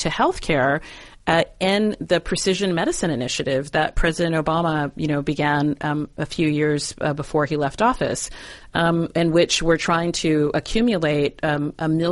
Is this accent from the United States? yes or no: yes; San Diego, California, United States; moved away; my hometown of San Diego